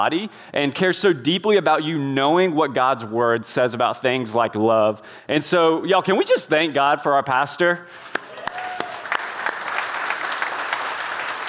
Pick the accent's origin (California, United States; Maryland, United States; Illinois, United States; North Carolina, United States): North Carolina, United States; Indian Trail; I was raised in Indian Trail, North Carolina